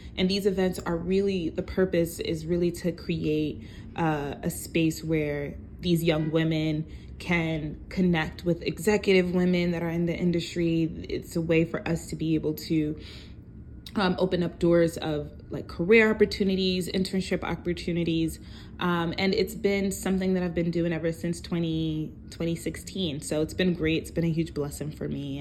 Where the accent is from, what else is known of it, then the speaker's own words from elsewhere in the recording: New York City, New York, United States; also born or lived in Brooklyn, New York; I am from New York, originally from um, Far Rockaway, Queens, but right now I reside in Brooklyn